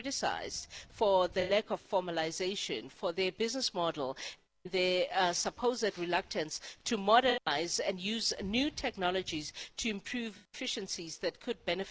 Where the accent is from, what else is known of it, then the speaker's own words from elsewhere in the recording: South Africa; as a South African who has used taxis for a certain part of my life